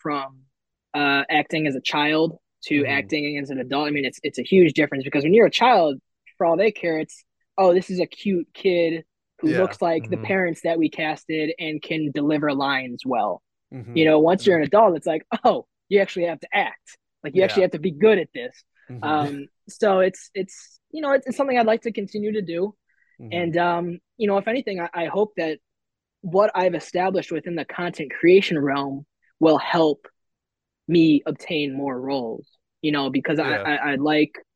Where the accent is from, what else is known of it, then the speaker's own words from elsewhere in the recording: Chicago, Illinois, United States; my hometown of Chicago